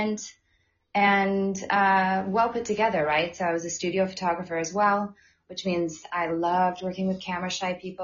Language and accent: English; California, United States; moved away as an adult; also born or lived in New York City; I was born and raised in Lake Tahoe